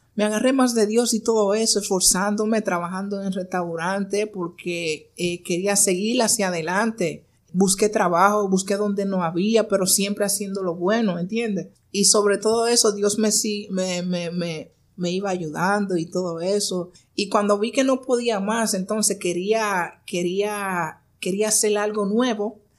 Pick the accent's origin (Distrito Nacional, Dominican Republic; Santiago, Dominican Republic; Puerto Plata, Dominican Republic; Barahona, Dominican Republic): Barahona, Dominican Republic; Nací en Barahona nací en Barahona, de una familia muy pobre